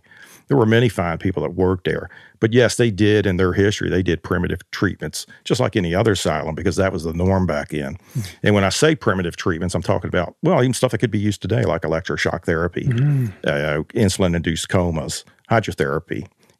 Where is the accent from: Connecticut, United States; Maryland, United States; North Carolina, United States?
Maryland, United States; Baltimore; moved away; I'm originally from Baltimore, and I've lived here now for 50 years.